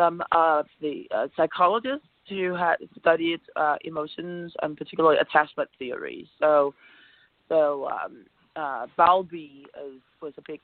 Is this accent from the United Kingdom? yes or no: no; Copenhagen, Capital Region of Denmark, Denmark; English is a second language; moved away as an adult; also born or lived in United States / Australia; now in Miami, United States; I was born in Copenhagen, as you might have guessed, if you can hear my accent, in Scandinavia. And I grew up in Copenhagen